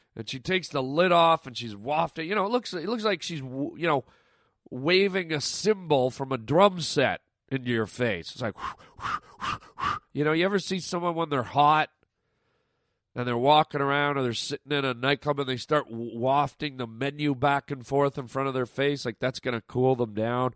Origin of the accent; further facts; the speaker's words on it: Canada; now in United States; my Canadian friends listening right now, my f, my fellow countrymen and women